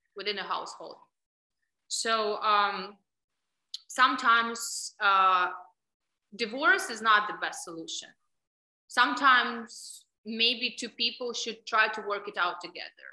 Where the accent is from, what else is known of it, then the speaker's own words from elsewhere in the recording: Ukraine; accent: Russian; English is a second language; moved away as an adult; now in United States; I was born in Ukraine, and mentality of women and upbringing of girls in Ukraine is very different from United States. So we are taught probably since young age to tolerate a lot